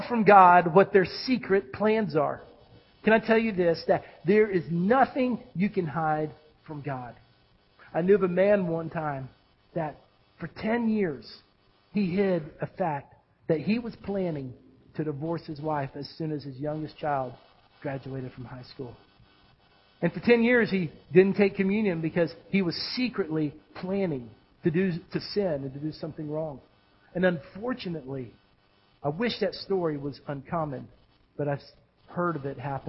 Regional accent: United States; as a pastor and as an American

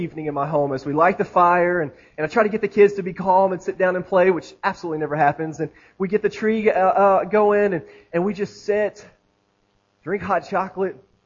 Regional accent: Florida, United States; now in Tennessee, United States; I grew up in Florida. I spent several years there as an adolescent

